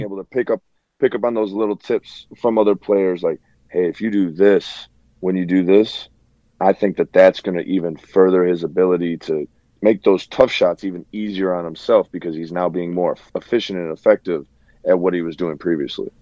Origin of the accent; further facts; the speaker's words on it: Chicago, Illinois, United States; we're from the Chi